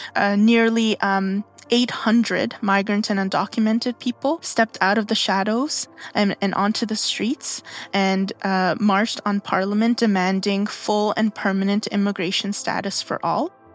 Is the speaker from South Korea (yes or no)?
yes; South Korea; now in Canada; I'm from Korea